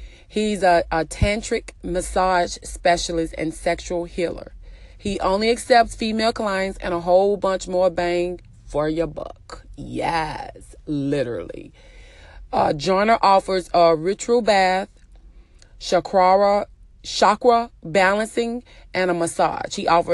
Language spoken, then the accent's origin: English; Texas, United States; I'm sorry you feel that way, but I'm from Texas.